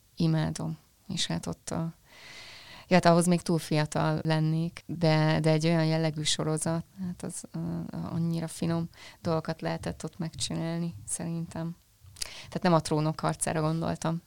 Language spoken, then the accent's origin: Hungarian; Hungary; accent: Hungarian; én itt kis Magyarországról jövök